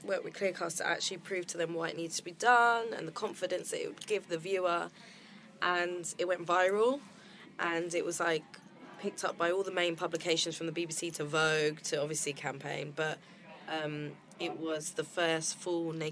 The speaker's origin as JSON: {"language": "English", "region": "London", "country": "United Kingdom", "said": "I was originally from London"}